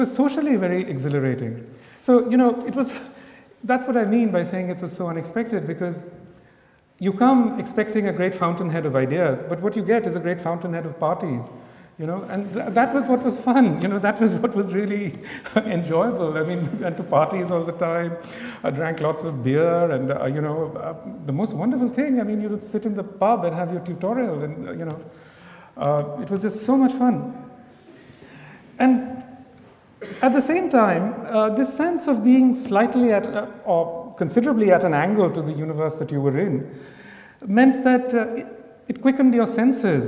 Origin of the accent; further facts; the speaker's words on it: India; as an Indian